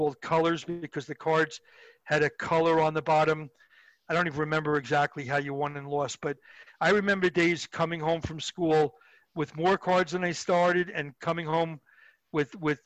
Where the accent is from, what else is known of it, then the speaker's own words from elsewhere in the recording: Long Island, New York, United States; I grew up in Long Island